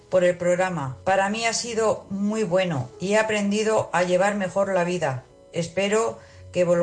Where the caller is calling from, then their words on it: Ciudad Real, Castilla-La Mancha, Spain; de Ciudad Real, fiel seguidora de Vida Armónica.